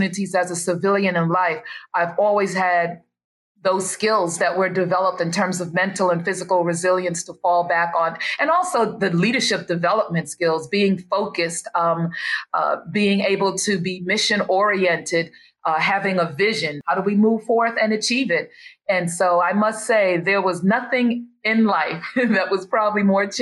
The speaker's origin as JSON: {"language": "English", "town": "New York City", "region": "New York", "country": "United States", "tie": "born or raised there", "also_born_or_lived": "Georgia / Fort Bragg, North Carolina", "moved": "as an adult", "lives_now": "Summerville, United States", "said": "So I was born and raised in New York City, and my parents are from South Carolina"}